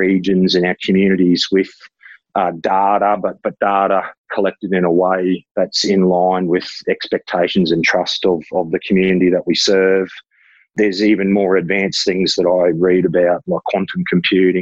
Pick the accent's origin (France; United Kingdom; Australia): Australia; Ipswich, Queensland; I was born in Ipswich, haven't lived in Ipswich my whole life, but have sort of always sort of lived in the sort of outer region